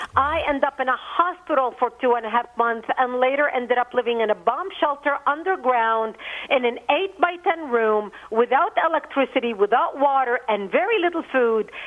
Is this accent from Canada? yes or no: no; Lebanon; now in United States; I was born and raised in Lebanon